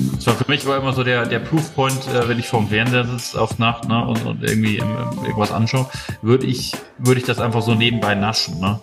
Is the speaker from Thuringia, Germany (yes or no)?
no; Munich, Bavaria, Germany; bin ja aus München